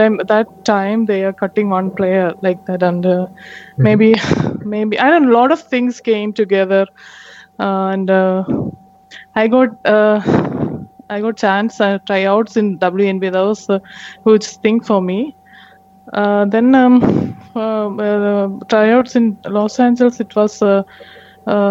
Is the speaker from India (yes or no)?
yes; India